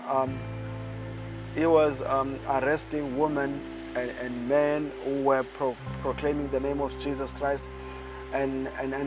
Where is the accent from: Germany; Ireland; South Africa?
South Africa; I come all the way from South Africa